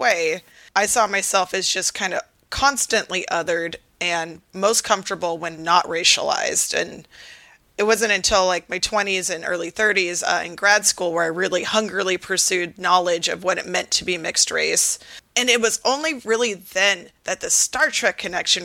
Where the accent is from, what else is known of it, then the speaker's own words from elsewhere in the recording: Seattle, Washington, United States; I grew up in Seattle, which is predominantly white